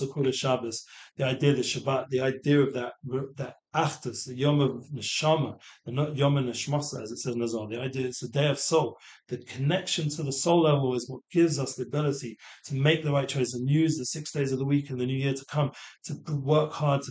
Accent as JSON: {"language": "English", "region": "England", "country": "United Kingdom", "tie": "born or raised there", "moved": "yes", "said": "growing up in England, you develop a little, I'm not making excuses, but you get a bit of a sarcastic kind of sense of humor. So I'm going back to London"}